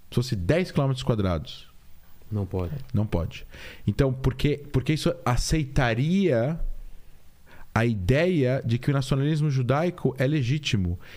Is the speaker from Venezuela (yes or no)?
no; Israel; eu falo como israelense. Eu não represento o Estado, mas eu falo como israelense. Eu tenho propriedade para falar como israelense.